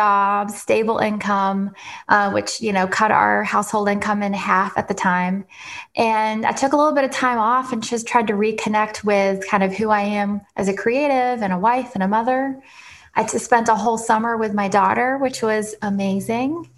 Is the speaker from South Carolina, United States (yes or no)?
no; Nashville, Tennessee, United States; moved away as an adult; also born or lived in London / Paris / New York / Ohio; originally I grew up in Nashville, born and raised